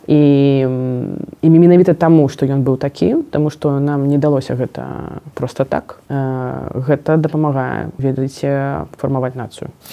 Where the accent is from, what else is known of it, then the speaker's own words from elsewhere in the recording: Belarus; moved away; я беларуска і таму што я не не хачу хаваць што я беларуска